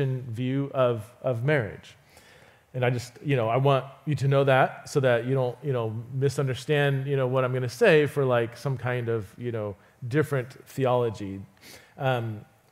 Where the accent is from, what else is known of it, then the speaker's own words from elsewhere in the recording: Fresno, California, United States; I grew up in Fresno, California